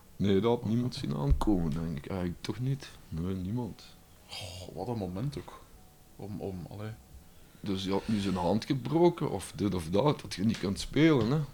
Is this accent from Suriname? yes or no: no; Limburg, Belgium; Als Limburger